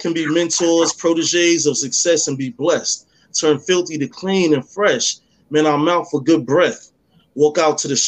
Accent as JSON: {"language": "English", "town": "New York City", "region": "New York", "country": "United States", "tie": "born or raised there", "said": "I was born and raised in Harlem"}